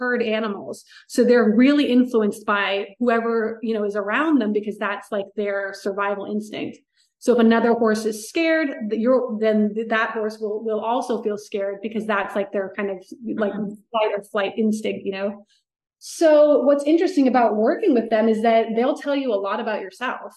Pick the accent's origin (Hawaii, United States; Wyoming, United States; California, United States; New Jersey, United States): California, United States; outside of Rancho Santa Fe; also born or lived in Orange County / Los Angeles; I grew up outside of Rancho Santa Fe